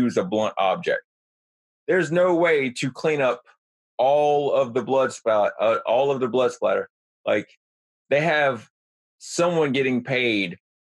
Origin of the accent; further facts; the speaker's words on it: New Jersey, United States; I grew up in New Jersey